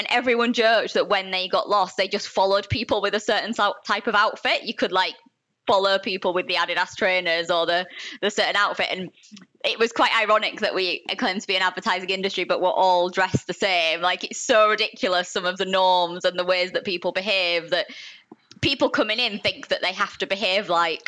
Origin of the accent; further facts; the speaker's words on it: Yorkshire and the Humber, United Kingdom; accent: Yorkshire; I have definitely had people take the mick out of my Yorkshire accent, and it is definitely softer now. Like, it's when I say certain things that you hear the Yorkshire twang